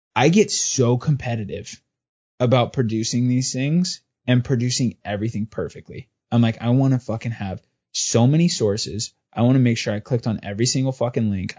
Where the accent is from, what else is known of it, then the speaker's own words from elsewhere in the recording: Southern California, United States; moved away; also born or lived in New York; growing up in Southern California and my dad being a cop